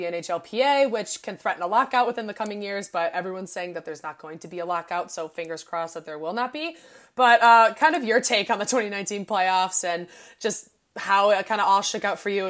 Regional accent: Chicago, Illinois, United States; I am from Chicago. I am bred to not like St. Louis sports

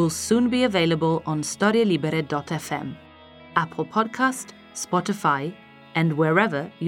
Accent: Italy; moved away as an adult; now in London, United Kingdom; I'm an Italian performer and storyteller who's lived in the UK for more than 10 years

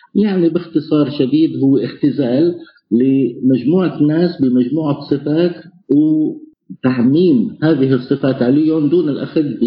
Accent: Homs, Homs Governorate, Syria; now in Poland; انا حمصي سوري آه، عايش في بولندا

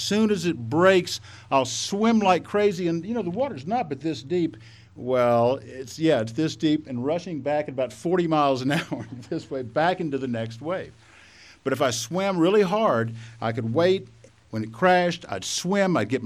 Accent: Texas, United States; So I grew up in Texas. I still am a Texan. In another 12 seconds, you could probably tell that from my accent

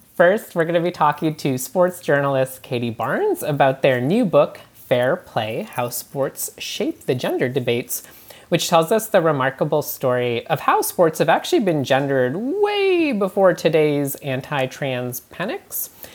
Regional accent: Canada; moved away; I'm from Canada where I grew up

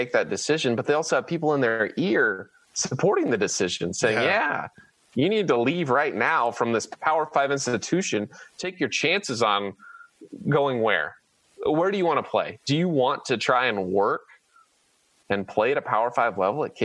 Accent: Manhattan, Kansas, United States; I'm from Manhattan

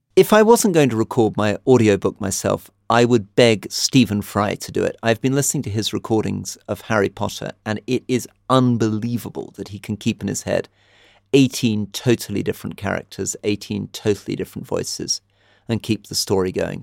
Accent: United Kingdom; now in Jordan; I'm British

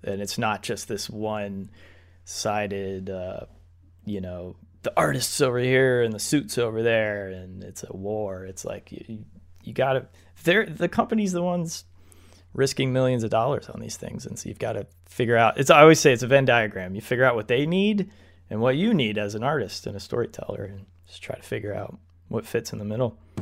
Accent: United States; We are two white American dudes

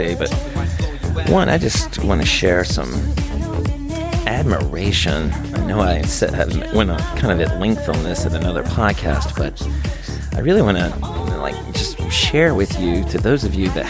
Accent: the South, United States; I come from the South, and I come from a pretty small town in the South

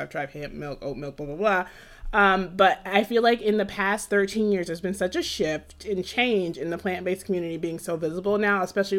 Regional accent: Jamaica; I'm Jamaican and I'm also vegan

